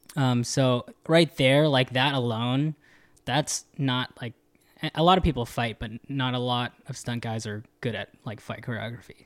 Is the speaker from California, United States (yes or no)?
yes; the Bay Area, California, United States; moved away; I was from the Bay